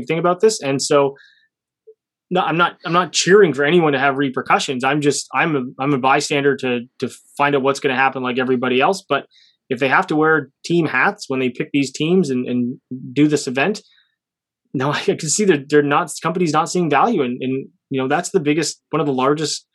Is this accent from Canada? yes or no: yes; Canada; Being Canadian